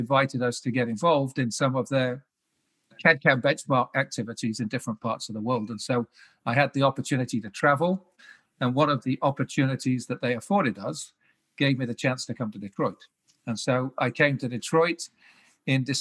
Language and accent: English; the Wirral, just outside of Liverpool, North West England, United Kingdom; moved away as an adult; also born or lived in Cardiff / London; I was born on the Wirral in the UK, just outside of Liverpool, across the River Mersey.